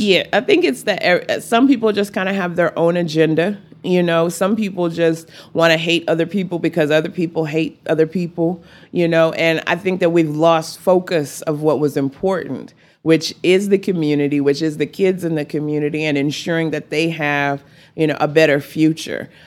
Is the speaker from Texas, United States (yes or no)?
yes; Amarillo, Texas, United States; also born or lived in Lincoln, Nebraska; my hometown